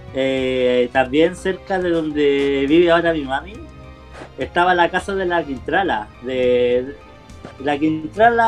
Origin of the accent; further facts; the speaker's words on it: Talagante, Santiago Metropolitan Region, Chile; moved away; mi ciudad natal, en Talagarte